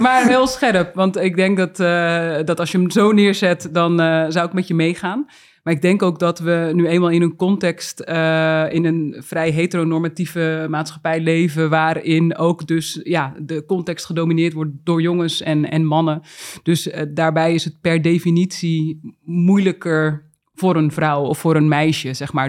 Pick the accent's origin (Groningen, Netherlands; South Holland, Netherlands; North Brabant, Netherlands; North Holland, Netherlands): North Holland, Netherlands; Uithoorn; ik ben ook echt opgegroeid in Uithoren bij de Legmeervogels